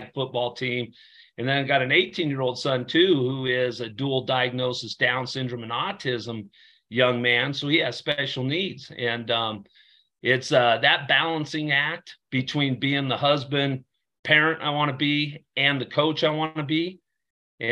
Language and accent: English; Torrington, Wyoming, United States; I grew up in Torrington, Wyoming, small town Wyoming